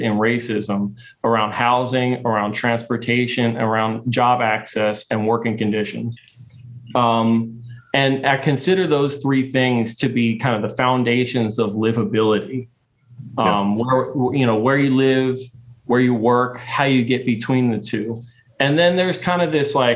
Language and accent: English; Baltimore, Maryland, United States; growing up in Baltimore